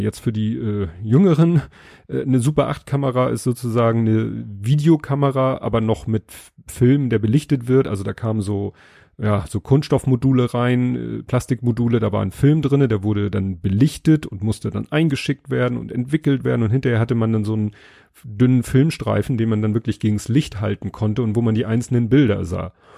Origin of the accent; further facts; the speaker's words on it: Hamburg, Germany; als Hamburger